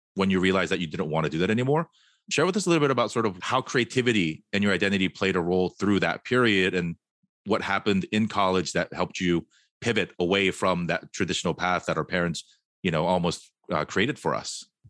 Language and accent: English; Fullerton, California, United States; also born or lived in Korea; now in Hawthorne, United States; I grew up in Fullerton, which is probably more Korean than Torrance